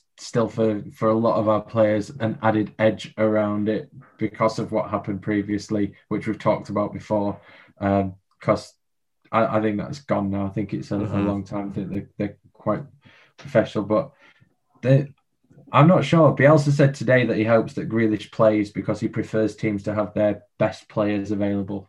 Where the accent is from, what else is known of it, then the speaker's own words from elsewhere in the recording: England, United Kingdom; I'm an Englishman